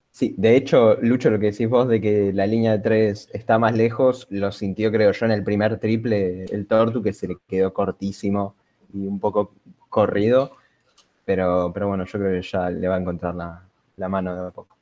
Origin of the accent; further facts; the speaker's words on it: Argentina; nosotros como argentinos